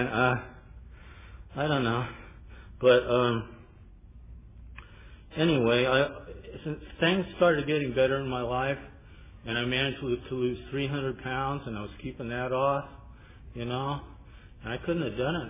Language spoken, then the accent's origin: English; Pasadena, California, United States; I'm from Pasadena